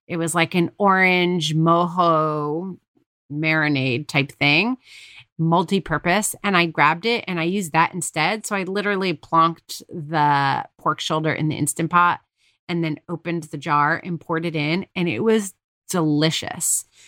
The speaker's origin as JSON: {"language": "English", "region": "New York", "country": "United States", "said": "we're from New York"}